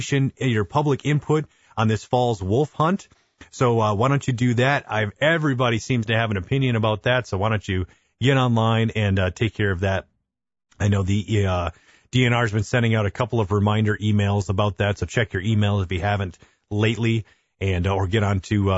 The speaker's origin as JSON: {"language": "English", "town": "Sheboygan", "region": "Wisconsin", "country": "United States", "tie": "born or raised there", "said": "I grew up in Sheboygan"}